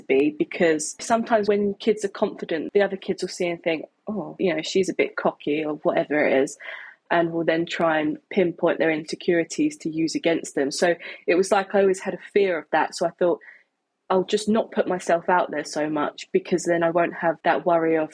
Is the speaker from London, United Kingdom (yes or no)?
no; Isle of Sheppey, Kent, South East England, United Kingdom; I'm from Kent. I grew up on a small island called the Isle of Sheppey.